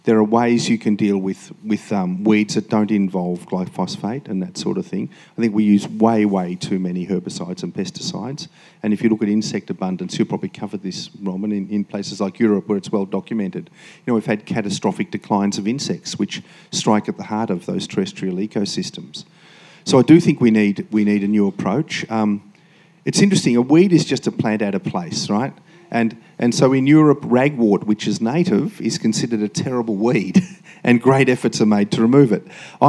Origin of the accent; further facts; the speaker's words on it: Queensland, Australia; So as a Queenslander, if you could extend that law from just fish farms to all waste